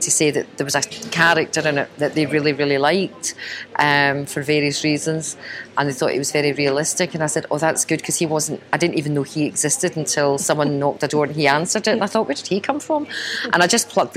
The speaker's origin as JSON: {"language": "English", "town": "Glasgow", "region": "Scotland", "country": "United Kingdom", "tie": "born or raised there", "said": "I'm born and brought up in Glasgow"}